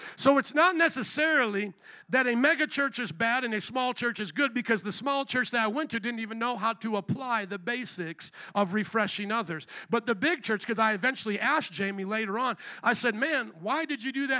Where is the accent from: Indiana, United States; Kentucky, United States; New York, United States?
Indiana, United States; moved away as an adult; also born or lived in Louisiana; I was a boy from Indiana